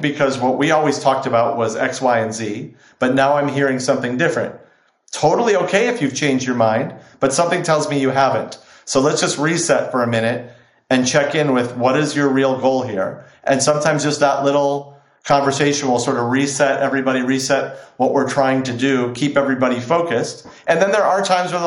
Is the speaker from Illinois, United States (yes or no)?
yes; Chicago, Illinois, United States; now in Los Angeles, United States; I grew up in Chicago